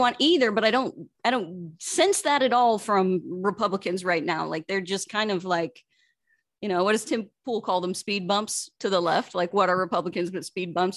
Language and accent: English; Kansas, United States; moved away as an adult; also born or lived in Los Angeles; I'm from Kansas originally. Lived there for 20 years before I ventured to Los Angeles